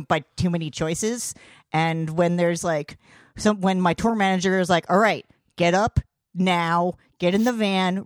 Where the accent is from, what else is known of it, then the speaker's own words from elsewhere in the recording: New Brunswick, New Jersey, United States; I'm from New Brunswick.